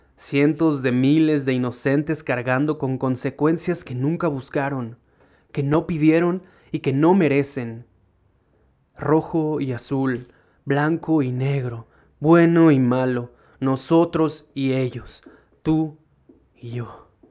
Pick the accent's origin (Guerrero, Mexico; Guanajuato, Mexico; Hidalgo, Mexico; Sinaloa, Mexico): Guanajuato, Mexico; Irapuato; yo soy de Irapuato, mi pequeño pueblo